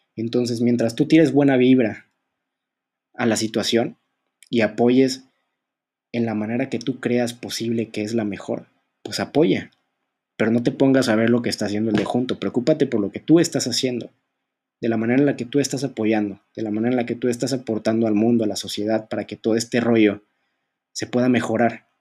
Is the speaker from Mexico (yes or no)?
yes; Mexico; México, por ejemplo, en mi, en mi país